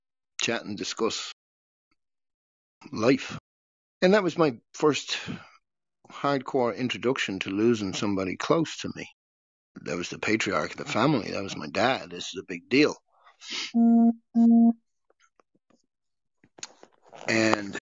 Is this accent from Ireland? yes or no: yes; Dublin, Leinster, Ireland; moved away as an adult; also born or lived in Costa Rica; We're from Dublin, Ireland